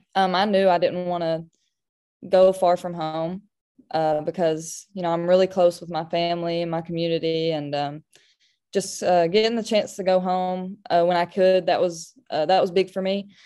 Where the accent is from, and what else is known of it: Kentucky, United States; born or raised there